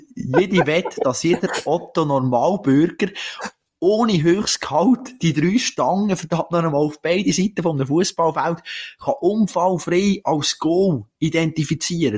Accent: Switzerland; das sind wir Schweizer eigentlich nicht

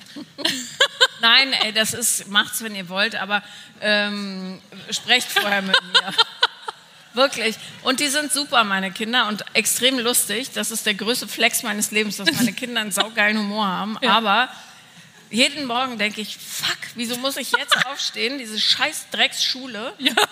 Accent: Bonn, North Rhine-Westphalia, Germany; Ich bin ja in Bonn aufgewachsen

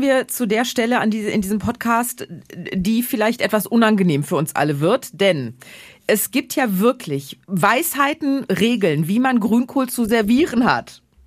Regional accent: Ruhr area and Münsterland, North Rhine-Westphalia, Germany; Also ich bin halb im Ruhrgebiet, halb im Münsterland aufgewachsen

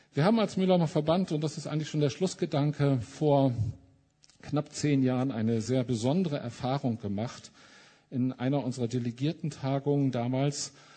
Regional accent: Mülheim an der Ruhr, North Rhine-Westphalia, Germany; Ich komme ja aus Mülheim an der Ruhr

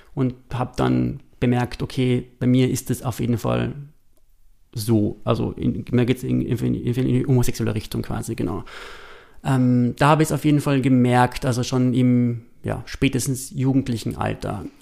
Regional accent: East Tyrol, Austria; moved away; als Tiroler, Osttiroler Junge

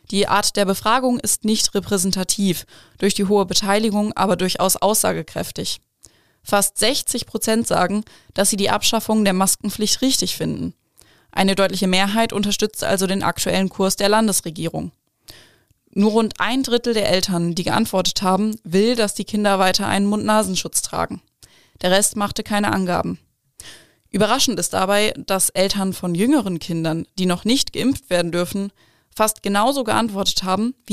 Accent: Northern Germany, Germany; born there; ich bin ein gebürtiges Nordlicht und das Moin lasse ich mir nicht nehmen.

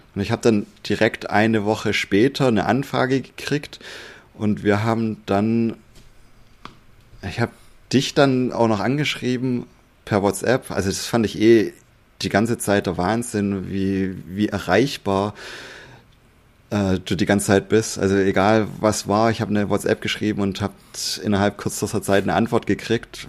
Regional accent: Swabia, Germany; ich bin auch Schwabe

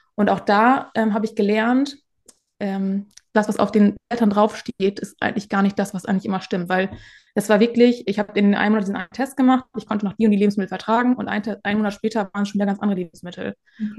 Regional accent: Northern Germany, Germany; komme aus dem Norden

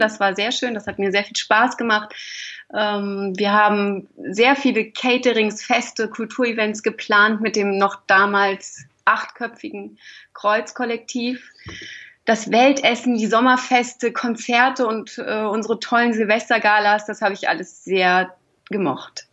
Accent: Hamburg, Germany; moved away as an adult; also born or lived in Lich, Hesse; now in Fulda, Germany; Geboren bin ich in Lich in Hessen, ähm, aber aufgewachsen äh, am Hamburger Stadtrand. Also bin ich eher ein Nordlicht, würde ich sagen

